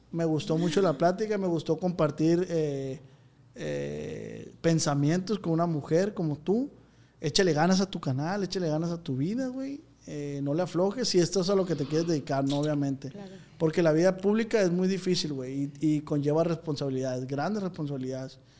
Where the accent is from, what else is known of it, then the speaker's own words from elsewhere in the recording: Mexico; Somos de la Lombardos